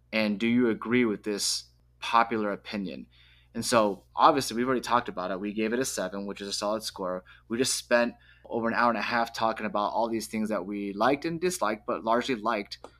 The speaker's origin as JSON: {"language": "English", "country": "United States", "said": "I'm proudly American"}